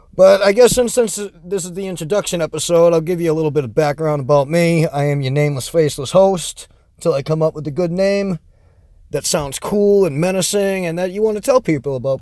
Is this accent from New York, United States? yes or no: no; Massachusetts, United States; accent: Boston; I'm from Massachusetts, so my Boston accent does shine through sometimes